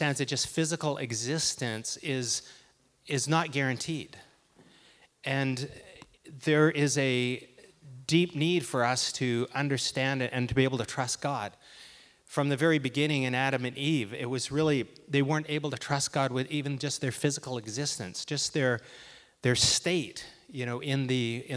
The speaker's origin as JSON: {"language": "English", "town": "Port Alberni", "region": "British Columbia", "country": "Canada", "tie": "born or raised there", "said": "I grew up in Port Alberni, where many great leaders hail from"}